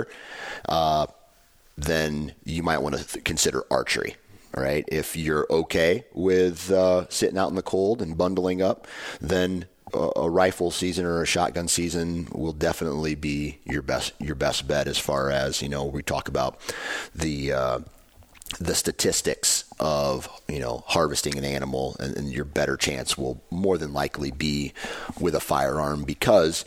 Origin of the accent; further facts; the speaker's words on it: Midwest, United States; I'm from the Midwest